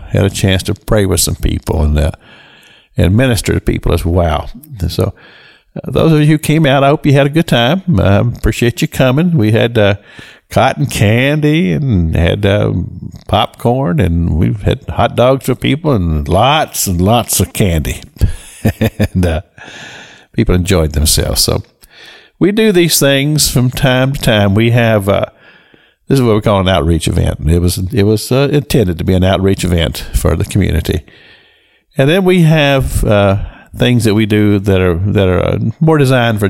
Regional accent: Kentucky, United States; I am from Kentucky

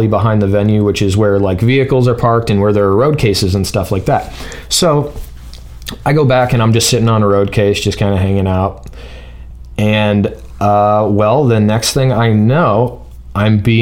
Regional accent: Ohio, United States; I'm from Ohio.

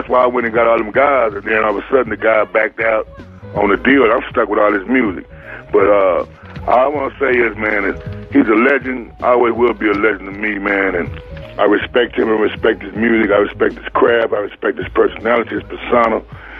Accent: Austin, Texas, United States; also born or lived in Houston; My grandmother, then we moved to Austin. Well, they moved to Austin, and I was born in Austin. But I always had roots in Houston.

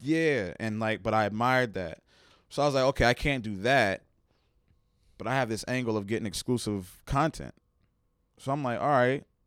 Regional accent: New Jersey, United States; also born or lived in Plainfield, New Jersey; growing up in Jersey, it was, like, I was a, I was a quiet kid

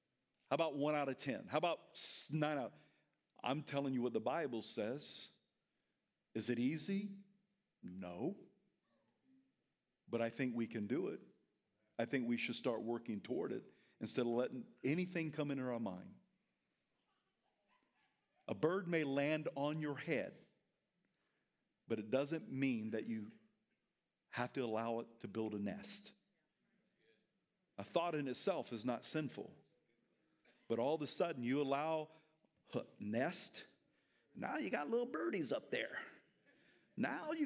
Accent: the South, United States; I'm from the South

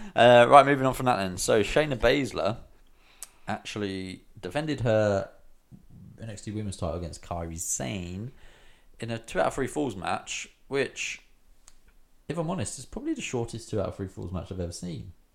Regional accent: England, United Kingdom; I'm English, mate.

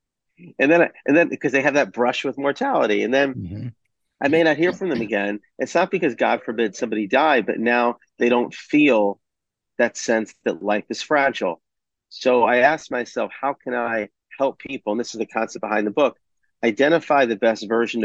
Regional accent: Atlanta, Georgia, United States; I grew up in Atlanta

